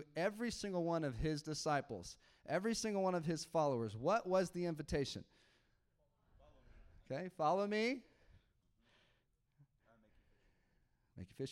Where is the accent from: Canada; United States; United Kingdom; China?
United States; Okay, so I'm American. All right, I grew up in the American church.